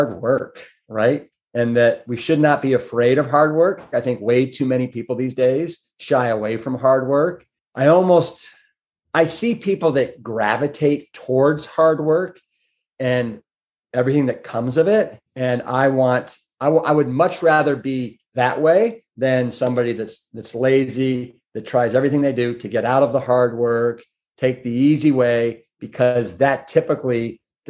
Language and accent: English; Pepper Pike, Ohio, United States; It was actually outside Shaker Heights, a little town called Pepper Pike.